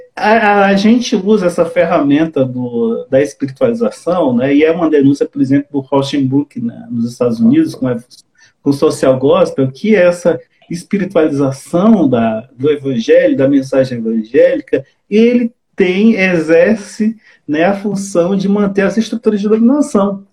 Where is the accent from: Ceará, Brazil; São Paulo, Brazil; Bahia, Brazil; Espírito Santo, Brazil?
Ceará, Brazil; now in Belo Horizonte, Brazil; eu sou cearense